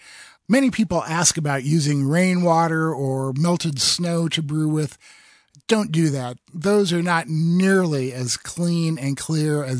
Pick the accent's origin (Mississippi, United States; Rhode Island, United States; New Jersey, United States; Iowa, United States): Iowa, United States; now in Oregon, United States; I grew up in Iowa, in the middle of the Midwest